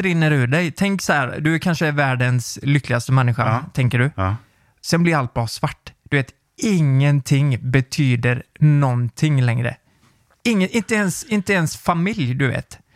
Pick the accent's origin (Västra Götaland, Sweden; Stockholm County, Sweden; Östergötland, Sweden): Västra Götaland, Sweden; Nittorp; jag var ju från Nittorp